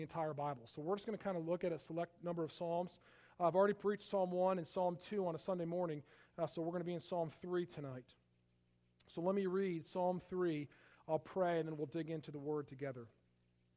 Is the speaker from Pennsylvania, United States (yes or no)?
no; Palatine, Illinois, United States; also born or lived in Michigan / Iowa / Wisconsin; I grew up outside of Chicago